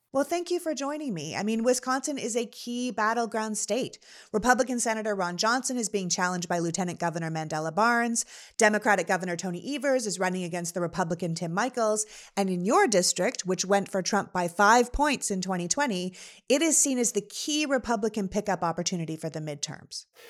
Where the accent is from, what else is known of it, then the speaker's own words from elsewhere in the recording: Toronto, Ontario, Canada; also born or lived in Montreal; now in Los Angeles, United States; we live in Los Angeles, but I'm originally from Toronto